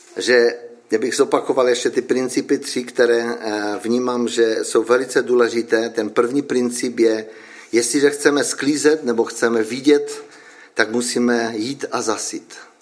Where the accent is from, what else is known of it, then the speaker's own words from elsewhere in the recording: Frýdek-Místek, Moravian-Silesian Region, Czechia; já nejsem z Frýdku, já jsem z Místku.